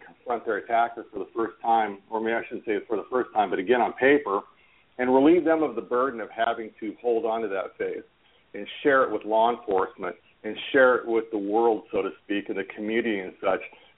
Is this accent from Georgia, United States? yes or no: no; Orange County, California, United States; I grew up in Orange County, California, right next door to where Disneyland is